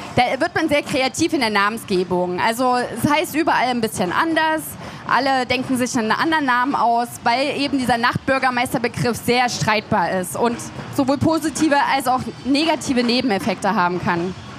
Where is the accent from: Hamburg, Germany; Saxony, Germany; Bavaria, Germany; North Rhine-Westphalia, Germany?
Saxony, Germany; Leipzig; ich komme aus Leipzig